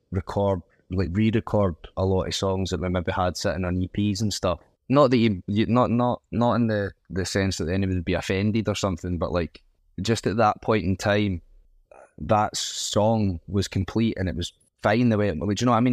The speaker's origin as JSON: {"language": "English", "region": "Scotland", "country": "United Kingdom", "said": "as Scottish people, we have such an affinity with Scousers"}